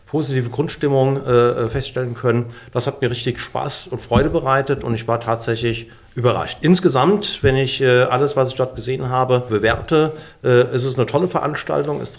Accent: Mörfelden-Walldorf, Hesse, Germany; Ich komme aus Mörfelden-Walldorf und damals war dort äh, die Auseinandersetzung um die Startbahn 18 Westen.

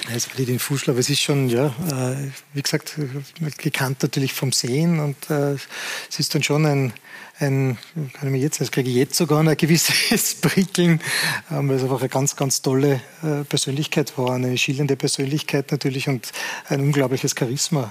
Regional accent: Salzburg, Austria; als Salzburger

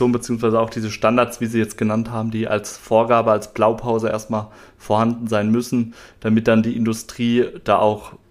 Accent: Mannheim, Baden-Württemberg, Germany; kannte das jetzt auch bei uns hier in Mannheim oder Mannheimer Umfeld, wo ich herkomme.

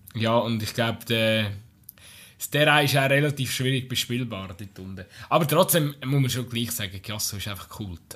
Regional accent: Aargau, Switzerland; bei uns im Aargau

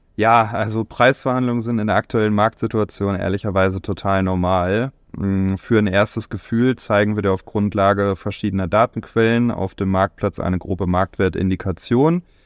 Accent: Bielefeld, North Rhine-Westphalia, Germany; in meiner Heimat in Bielefeld

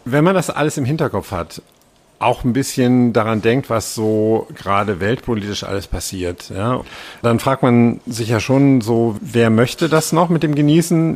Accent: Rhineland, Germany; moved away; in meiner Heimat bin, im Rheinland und da auf dem Dorf

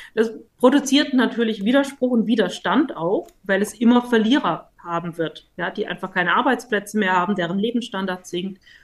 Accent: Stuttgart, Baden-Württemberg, Germany; als Stuttgarterin

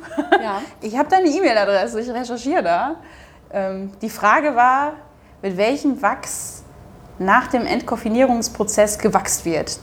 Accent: Duisburg, North Rhine-Westphalia, Germany; accent: Ruhrpott; moved away as an adult; also born or lived in Bremen; now in Hamburg, Germany; in meiner Heimatstadt Duisburg

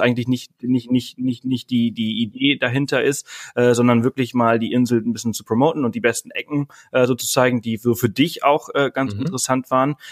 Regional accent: Mallorca, Balearic Islands, Spain; moved away; ich komme ja äh, ursprünglich aus Mallorca, ich bin auf mhm. Mallorca geboren und aufgewachsen

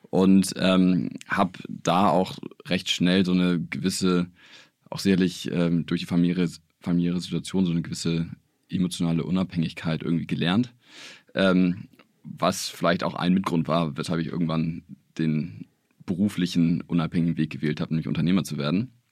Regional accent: Hamburg, Germany; Also ich bin hier in Hamburg geboren und ähm, ohne Geschwister und äh, mein Dad lebt tatsächlich in den USA. Also bin ähm, mit meiner Mutter hier in Hamburg groß geworden.

